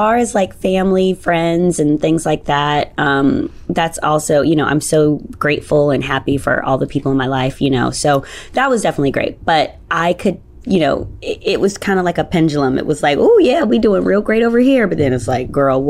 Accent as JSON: {"language": "English", "region": "New York", "country": "United States", "tie": "born or raised there", "said": "I've always lived in New York"}